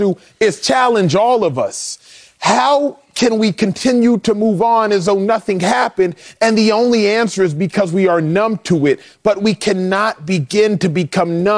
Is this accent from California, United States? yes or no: no; Texas, United States; born and raised in Texas